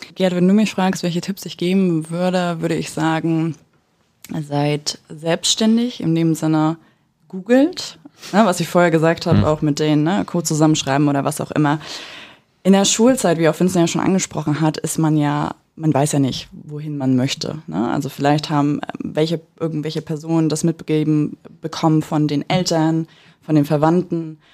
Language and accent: German; Mecklenburg-Vorpommern, Germany; moved away as an adult; now in Berlin, Germany; wir sind aus Mecklenburg ursprünglich. Äh, ich persönlich wohne in Berlin, bin 2018 nach Berlin gezogen